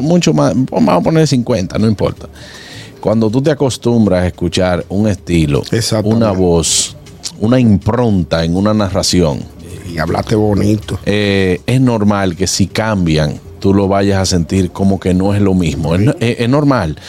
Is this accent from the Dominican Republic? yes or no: yes; Dominican Republic; como dominicanos